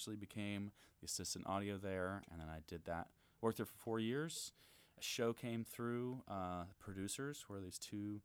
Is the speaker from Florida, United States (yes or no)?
yes; Gainesville, Florida, United States; moved away as an adult; now in Chicago, United States; I grew up in Gainesville.